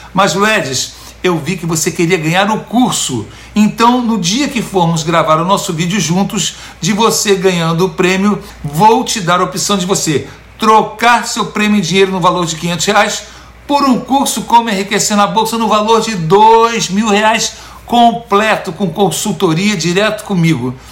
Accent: São Paulo, Brazil; moved away as an adult; also born or lived in Itacoatiara, Niterói; now in United States; Eu, eu, eu sou de São Paulo

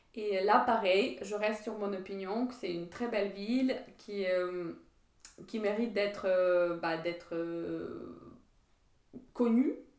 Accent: Ukraine; French is a second language; moved away as an adult; also born or lived in Metz, France / southern France; now in France; je suis partie de l'Ukraine

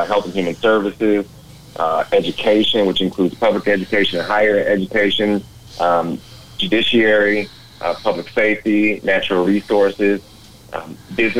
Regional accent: Dallas, Texas, United States; a lifelong resident, you know, in Dallas and growing up in the Oak Cliff area

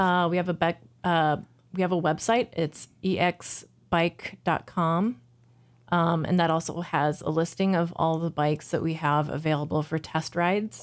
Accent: Jefferson City, Missouri, United States; now in Minneapolis, United States; I grew up in Jefferson City, Missouri

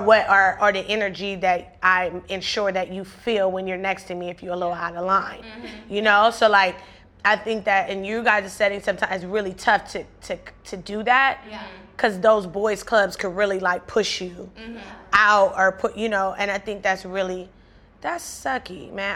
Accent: Compton, California, United States; I grew up in Compton, one of the most influential cities period

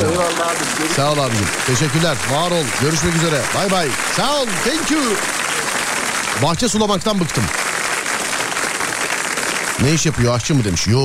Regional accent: Ankara, Turkey; Ben Ankaralıyım abi.

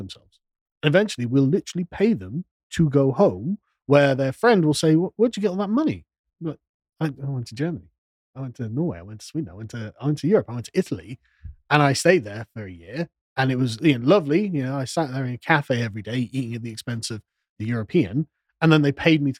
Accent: England, United Kingdom; we're English

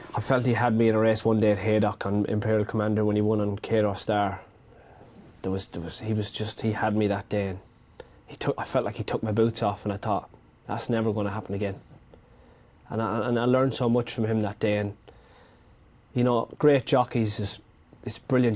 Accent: Ireland; growing up in Ireland

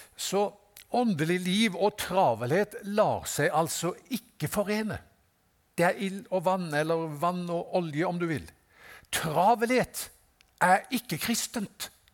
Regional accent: Haugesund, Rogaland, Norway; jeg er fra Haugesund

